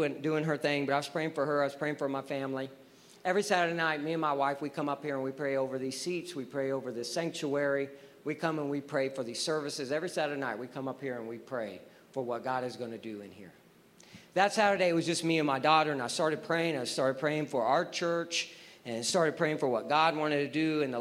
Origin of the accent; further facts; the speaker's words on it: Texas, United States; I'm from Texas